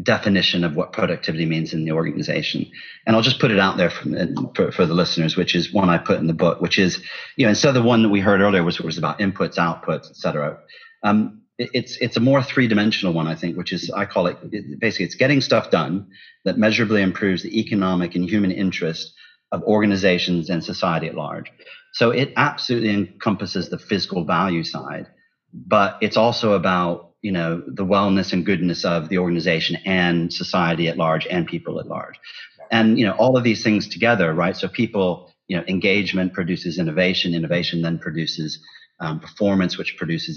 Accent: Ohio, United States; moved away; growing up in Ohio

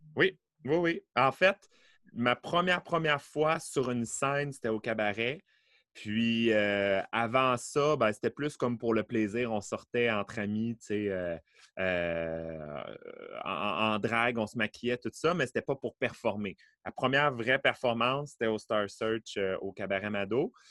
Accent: Beauport, Quebec, Canada; je suis né à Beauport

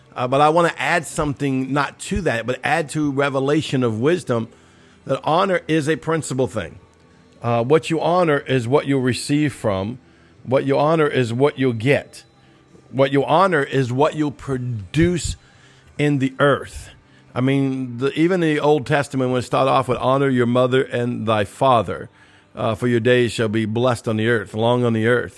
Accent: New Orleans, Louisiana, United States; I'm from New Orleans, Cajunsville

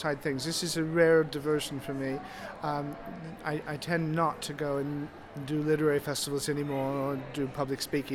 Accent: Des Moines, Iowa, United States; now in Hampshire, United Kingdom; I come from Des Moines, Iowa

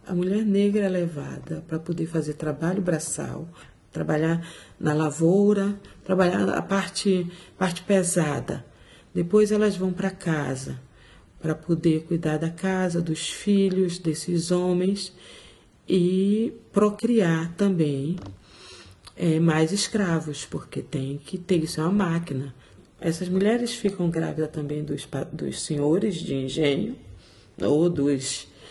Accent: Salvador, Bahia, Brazil; moved away as an adult; also born or lived in Portugal; now in London, United Kingdom; sou de Salvador. Vivo aqui em Londres há 18 anos.

